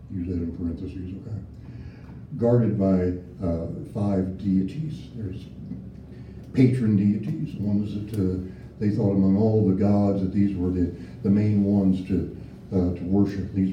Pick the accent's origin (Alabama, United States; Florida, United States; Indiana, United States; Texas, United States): Indiana, United States; I came from Indiana. We had to go down more than three feet to, to do that kind of stuff, you know.